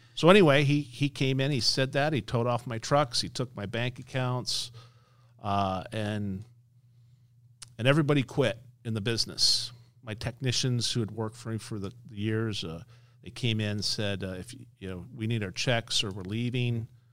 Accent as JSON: {"language": "English", "town": "Las Vegas", "region": "Nevada", "country": "United States", "tie": "born or raised there", "said": "I'm born and raised in Las Vegas, based in Las Vegas"}